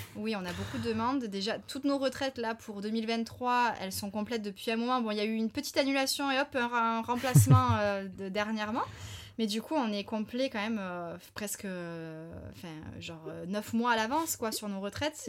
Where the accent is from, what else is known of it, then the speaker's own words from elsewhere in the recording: France; en tant que bon français